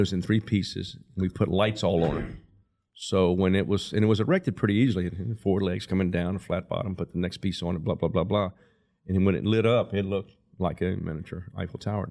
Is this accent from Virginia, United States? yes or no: yes; Lynchburg, Virginia, United States; also born or lived in Altavista; I was born and raised in Lynchburg and went to school, public school through Lynchburg up to my freshman year